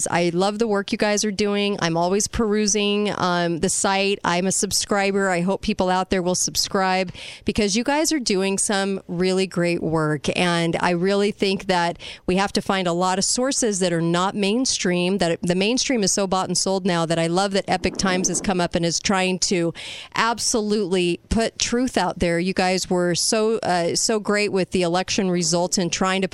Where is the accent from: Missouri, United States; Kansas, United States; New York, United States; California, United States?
California, United States; I'm from California